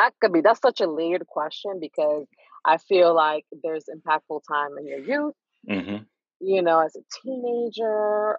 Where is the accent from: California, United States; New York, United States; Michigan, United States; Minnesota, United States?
New York, United States; New York City; I was born and raised in East New York, Brooklyn. Mm-hmm. The hood. The best way of adding to that is I wasn't too far from where … grew up.